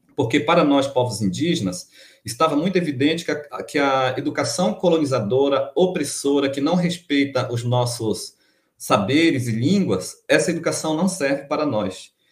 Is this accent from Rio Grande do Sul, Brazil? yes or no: no; Amapá, Brazil; moved away as an adult; also born or lived in Minas Gerais; eu voltei para minha terra, Amapá